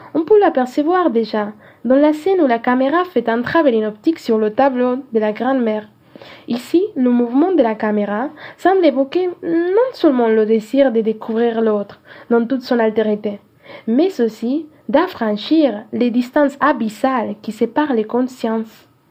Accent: Cajamarca, Peru; French is a second language; Je viens du nord-orient du Pérou, en particulier de Cajamarca.

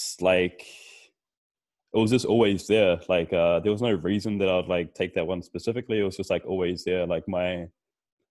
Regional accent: Auckland, New Zealand; I grew up in New Zealand. Like, obviously, I'm from here

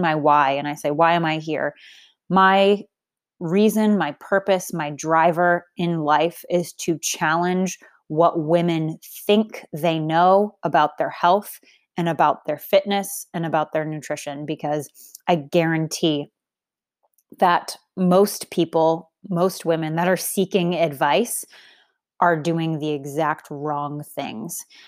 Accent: Boston, Massachusetts, United States; I grew up in Boston. Massachusetts

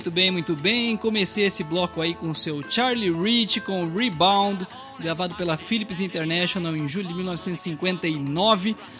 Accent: São Paulo, Brazil; bom paulistano

